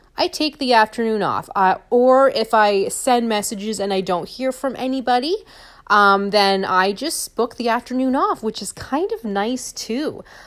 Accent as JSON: {"language": "English", "town": "St. Thomas", "region": "Ontario", "country": "Canada", "tie": "born or raised there", "said": "back in my hometown or back, you know, where I live in Saint Thomas"}